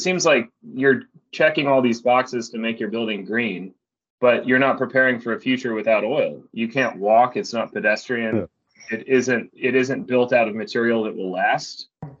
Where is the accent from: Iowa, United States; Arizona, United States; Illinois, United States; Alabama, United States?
Alabama, United States; Birmingham; Birmingham, Alabama. So, I mean, a lot of the architecture of the older city is interesting and historic.